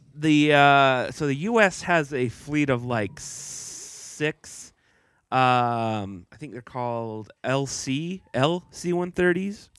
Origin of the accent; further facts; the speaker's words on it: Texas, United States; growing up in Texas